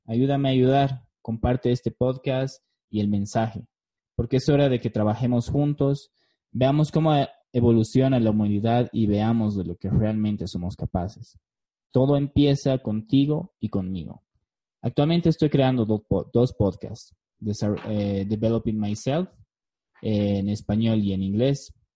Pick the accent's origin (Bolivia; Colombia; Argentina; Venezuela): Bolivia; La Paz; also born or lived in Beijing, China / Cochabamba, Bolivia; Nací en La Paz, Bolivia, en 1986. Tengo una hermosa esposa filipina y dos hermosos hijos. Viví la mayor parte de mi vida en mi ciudad natal.